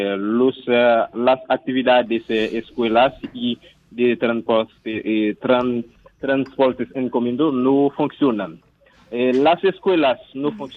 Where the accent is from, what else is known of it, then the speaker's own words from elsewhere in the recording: Haiti; soy de Haití ahora mismo